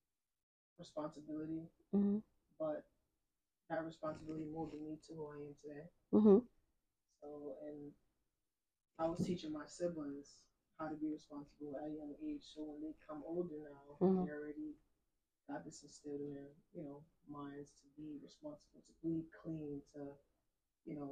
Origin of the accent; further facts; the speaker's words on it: Hartford, Connecticut, United States; also born or lived in New Britain, Connecticut; I grew up in Hartford